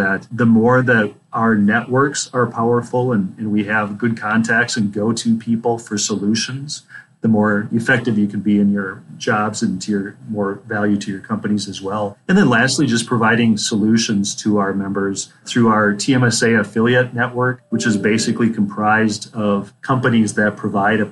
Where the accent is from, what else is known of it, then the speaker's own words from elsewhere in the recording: Minnesota, United States; moved away as an adult; also born or lived in Phoenix, Arizona; I grew up in the state of Minnesota, lived a couple of years in the Phoenix, Arizona Valley area